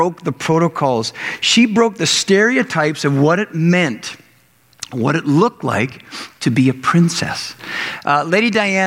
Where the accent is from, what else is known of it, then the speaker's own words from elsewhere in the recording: Canada; growing up in Canada